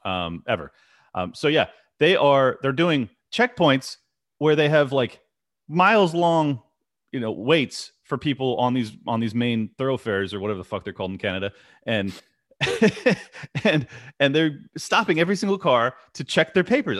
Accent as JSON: {"language": "English", "country": "United States", "said": "as an American"}